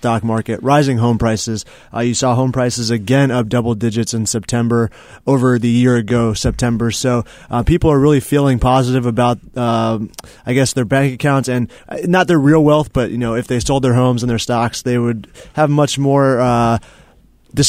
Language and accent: English; Mooresville, North Carolina, United States; my hometown is Race City, USA, Mooresville, North Carolina